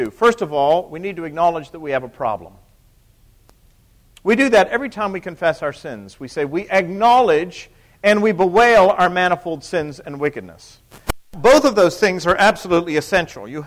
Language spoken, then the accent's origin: English; Pennsylvania, United States; I think most of you know I'm from Pennsylvania.